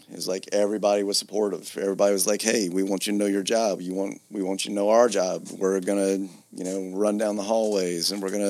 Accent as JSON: {"language": "English", "region": "Georgia", "country": "United States", "also_born_or_lived": "Atlanta, Georgia / Philadelphia, Pennsylvania", "moved": "as an adult", "said": "originally I'm from Georgia."}